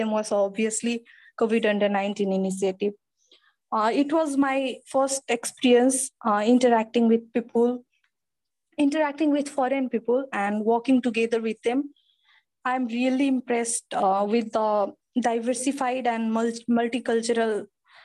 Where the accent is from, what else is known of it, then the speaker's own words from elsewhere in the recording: Nepal; from Nepal